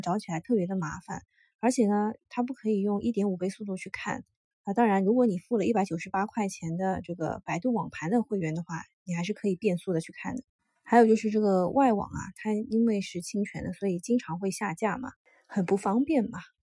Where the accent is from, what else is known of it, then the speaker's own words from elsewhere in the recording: China; 作为中国人